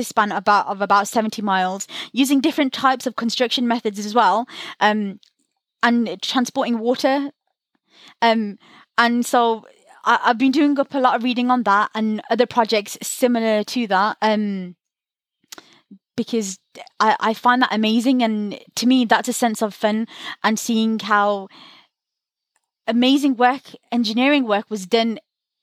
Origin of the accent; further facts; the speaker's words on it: Birmingham, West Midlands, United Kingdom; I'm from Birmingham